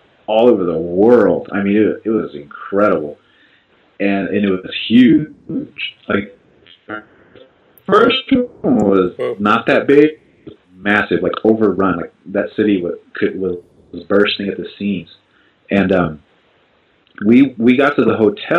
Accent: Albuquerque, New Mexico, United States; I'm from Albuquerque.

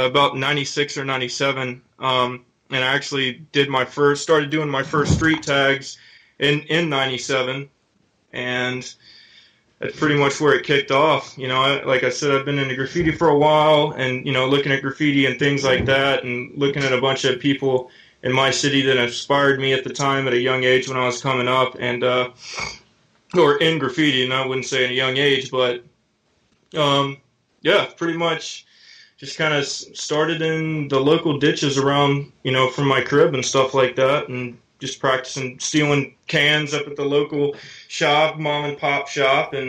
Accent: Tennessee, United States; I'm from Tennessee.

